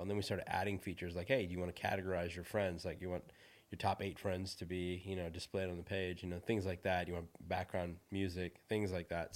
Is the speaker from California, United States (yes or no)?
yes; Silicon Valley, California, United States; moved away; also born or lived in India / Los Angeles; I'm from Silicon Valley, so I lived up north in San Francisco.